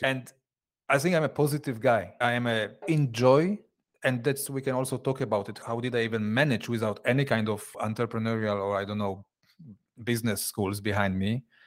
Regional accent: Poland; moved away as an adult; now in Switzerland; I, I come originally from Poland.

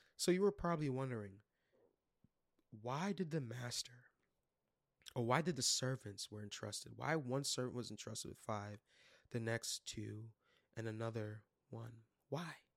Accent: New York City, New York, United States; I was born and raised in Brooklyn, New York.

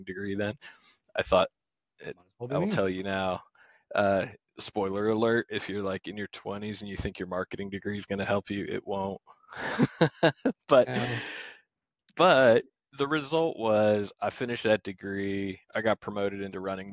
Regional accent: New Jersey, United States; moved away as an adult; also born or lived in Michigan / upstate New York; now in East Tennessee, United States; I grew up in South Jersey

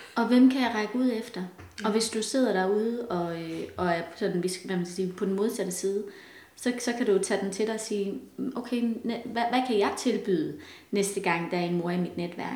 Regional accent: Denmark; som danskere

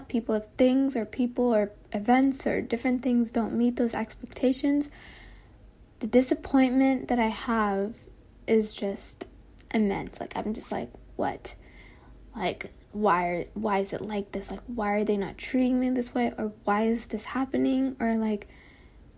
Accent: Texas, United States; also born or lived in Kentucky; I moved to Texas. And yeah, so like, I lived in Texas for like 18 years

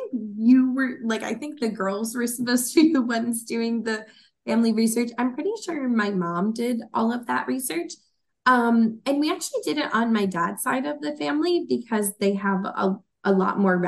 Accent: Long Island, New York, United States; There was a thing in my hometown library about it

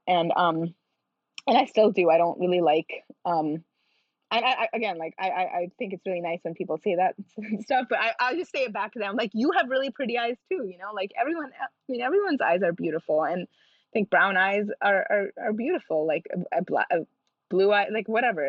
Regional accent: India; I am Indian

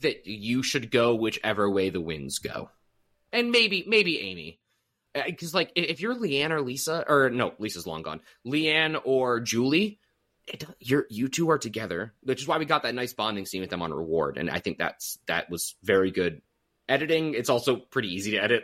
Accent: United States; as an American

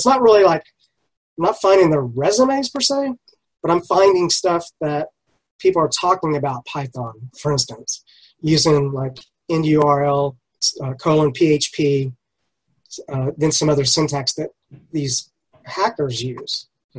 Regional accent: United States; I'm from the U.S.

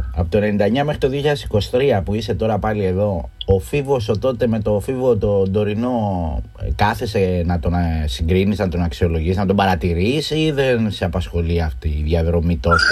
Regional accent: Northern Corfu, Ionian Islands, Greece; Εγώ έρχομαι από τη Βόρεια Κυρκυρά

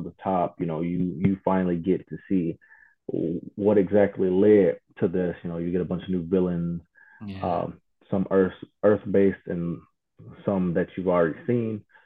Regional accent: Toledo, Ohio, United States; my hometown in Toledo, Ohio

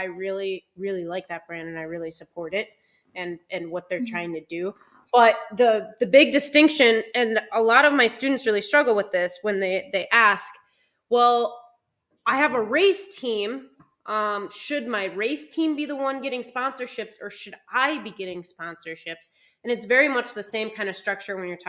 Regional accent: Minnesota, United States; moved away as an adult; now in California, United States; I was born and raised in Minnesota.

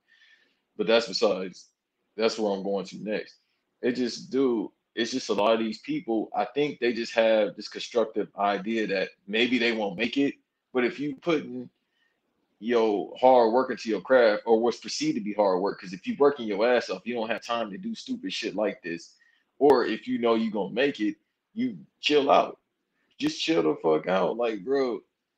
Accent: Los Angeles, California, United States; I'm from South Central LA.

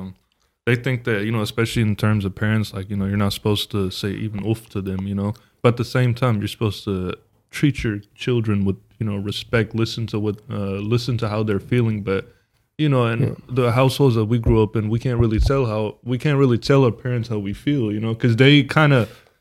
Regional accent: United States; we're American too. We're growing up in a whole different time frame and country

